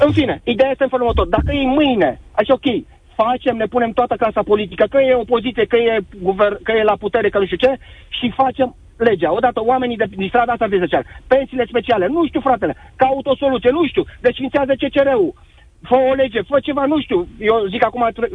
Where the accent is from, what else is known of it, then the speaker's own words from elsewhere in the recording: Brașov, Brașov County, Romania; eu sunt din Brașov